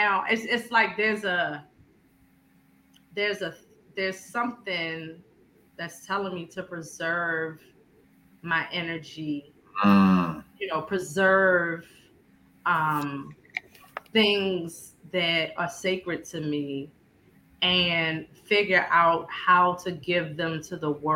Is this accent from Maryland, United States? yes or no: yes; Baltimore, Maryland, United States; I was born in South Baltimore, a neighborhood called Fairfield